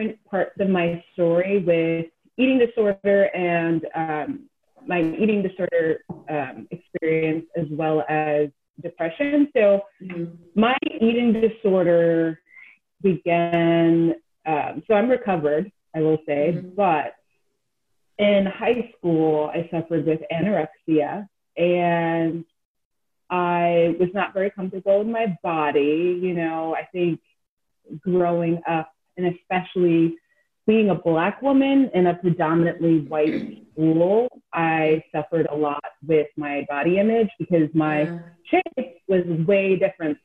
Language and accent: English; Jersey City, New Jersey, United States; also born or lived in New York; I was born and raised in New Jersey, Jersey City, but I claim New York. I am a New Yorker.